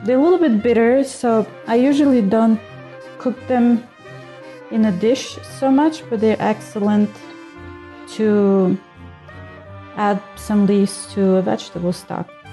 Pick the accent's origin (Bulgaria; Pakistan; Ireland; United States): Bulgaria; moved away as an adult; also born or lived in India; I grew up in Bulgaria